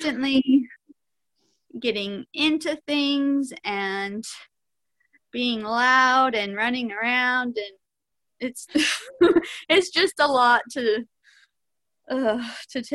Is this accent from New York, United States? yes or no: no; Arizona, United States; moved away as an adult; now in Kansas, United States; I grew up mostly in Arizona.